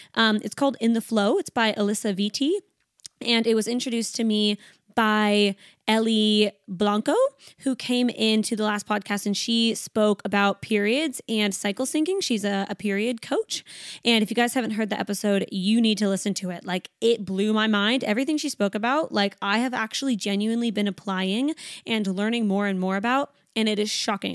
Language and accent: English; Canada; now in Sydney, Australia; I am Canadian. I live in Sydney, Australia